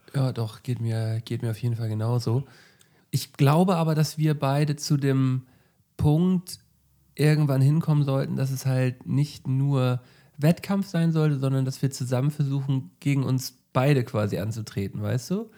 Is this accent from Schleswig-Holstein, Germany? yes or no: yes; Flensburg, Schleswig-Holstein, Germany; moved away; wenn ich in meine Heimat fahre, äh, also wenn ich bei meinen Eltern bin, äh, dann, ähm, wenn ich noch irgendwelche Erledigungen in Flensburg mache, so, dann fahre ich halt so an, an die alten Orte